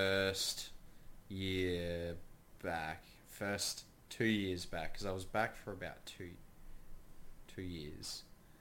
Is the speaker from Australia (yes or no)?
yes; Australia; moved away as an adult; now in United States